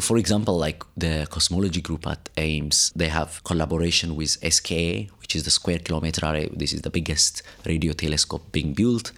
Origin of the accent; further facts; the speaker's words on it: Addis Ababa, Ethiopia; moved away as an adult; also born or lived in Cape Town, South Africa / Italy / Europe; now in South Africa; I grew up in Ethiopia, Addis Ababa.